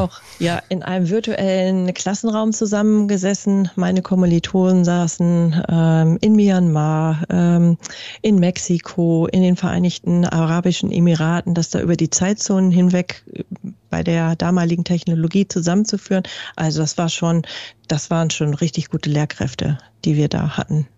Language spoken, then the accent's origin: German; Germany; bei uns in Deutschland